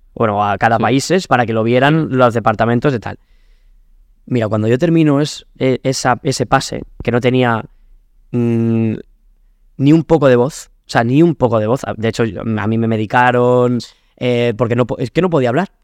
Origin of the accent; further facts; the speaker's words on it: Alcázar de San Juan, Castilla-La Mancha, Spain; moved away as an adult; also born or lived in Madrid; por eso le tengo tanto cariño a mi pueblo. Hmm porque igual que lo pasé tan mal cuando era chaval